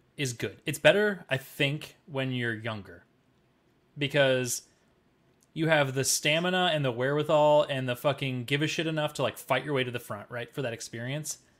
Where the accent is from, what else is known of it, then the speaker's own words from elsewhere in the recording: Cedar Falls, Iowa, United States; moved away; It was Sturgis Falls for me, 'cause I'm from